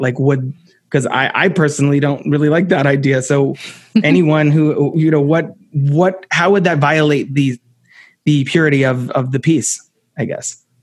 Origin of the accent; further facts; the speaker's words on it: New Jersey, United States; someone who was born in New Jersey